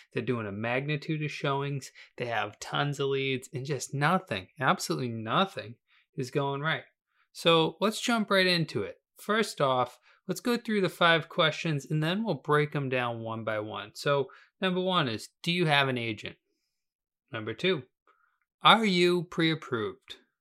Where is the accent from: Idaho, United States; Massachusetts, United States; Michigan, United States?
Massachusetts, United States; Weymouth; I was born in Weymouth, Massachusetts